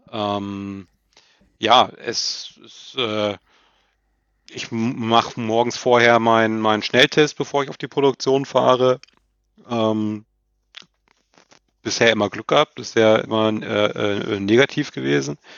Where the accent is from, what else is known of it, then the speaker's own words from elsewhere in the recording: Lower Saxony, Germany; also ich bin, habe ja gesagt, ich komme aus Niedersachsen